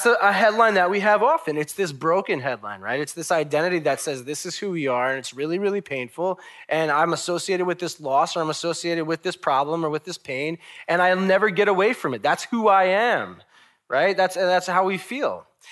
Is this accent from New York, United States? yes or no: yes; Long Island, New York, United States; I'm from Long Island